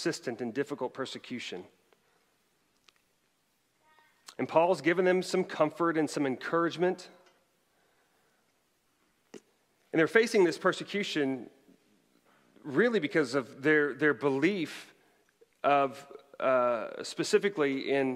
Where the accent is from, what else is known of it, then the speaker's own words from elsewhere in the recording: Bartlesville, Oklahoma, United States; moved away; it actually resides in my hometown of Bartlesville, Oklahoma